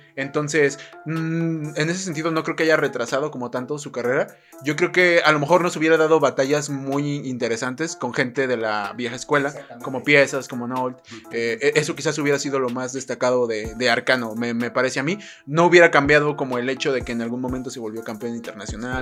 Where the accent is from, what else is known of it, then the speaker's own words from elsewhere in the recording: Mexico; a mí como mexicano